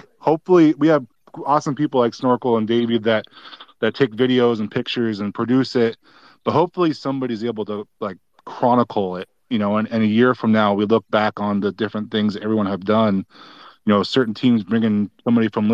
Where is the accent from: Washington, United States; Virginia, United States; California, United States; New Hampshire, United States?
California, United States; I was actually born down in Southern California, so I could have ended up a Laker, but lived up here since I was 2